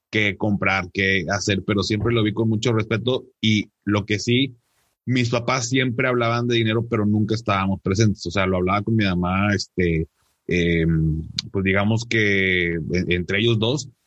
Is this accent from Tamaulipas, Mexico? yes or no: no; Monterrey, Nuevo León, Mexico; born there; yo vivo acá en, en Monterrey, acá tienes tu casa. Em, soy regio de nacimiento